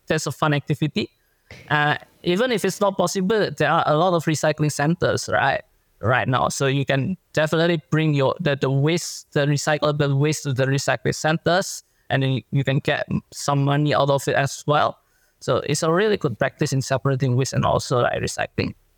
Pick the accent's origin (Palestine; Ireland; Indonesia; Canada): Indonesia; now in Australia; my home country in Indonesia